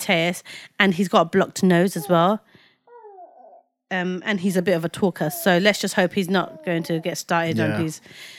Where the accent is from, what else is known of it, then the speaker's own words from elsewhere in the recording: Lagos, Nigeria; born there; Guys, you know I was born in Nigeria, right?